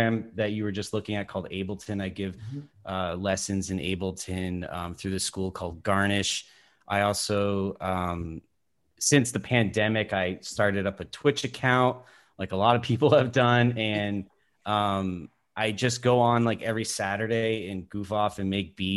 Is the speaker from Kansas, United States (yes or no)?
no; Vermont, United States; moved away as an adult; also born or lived in Burlington, Vermont; now in Los Angeles, United States; I grew up in Vermont, DJing around the Burlington scene for many years.